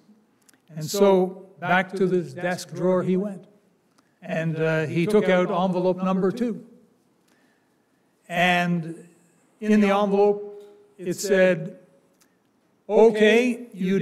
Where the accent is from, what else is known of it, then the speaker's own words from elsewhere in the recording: Canada; It's not the Canada I grew up in. I'm Canadian